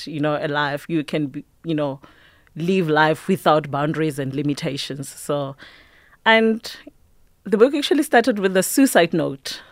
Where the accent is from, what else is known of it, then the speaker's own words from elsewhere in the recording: Mpumalanga, South Africa; I grew up in Park Ratlhagana. It's on the outskirts of Mpumalanga